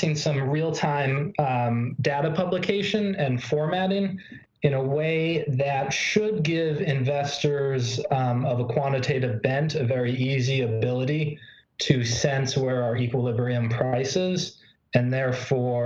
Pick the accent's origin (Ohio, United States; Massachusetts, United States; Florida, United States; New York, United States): Massachusetts, United States; Boston; moved away; I come from Boston. I come from a place where, you know, I walked to school on the road that Paul Revere took